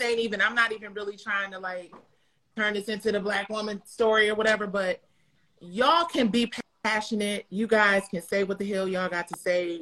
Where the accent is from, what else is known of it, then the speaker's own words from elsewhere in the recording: Detroit, Michigan, United States; I'm from Detroit